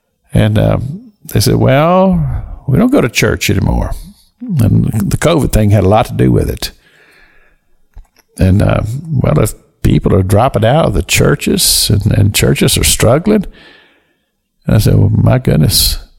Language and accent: English; Kentucky, United States; moved away; And I'm so thankful that God chose to let me be born in the United States of America in the state of Kentucky. I don't live there now, but I do own property still there.